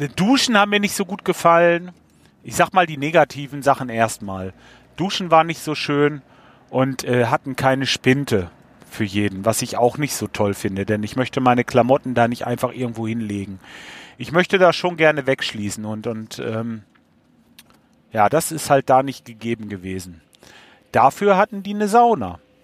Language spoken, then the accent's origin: German; Lippe, North Rhine-Westphalia, Germany; accent: Lippe slang; In aller Uchte, sagen wir hier, bei uns in Lippe, von wegen, wir haben auch ein bisschen, ähm, ein bisschen Slang